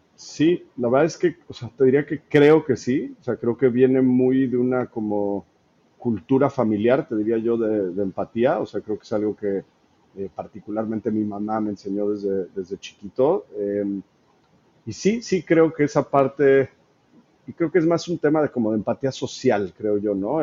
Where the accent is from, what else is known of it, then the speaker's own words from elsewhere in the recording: Mexico; soy mexicano